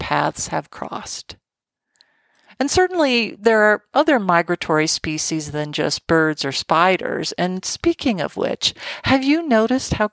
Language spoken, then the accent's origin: English; Colorado, United States; in my home state of Colorado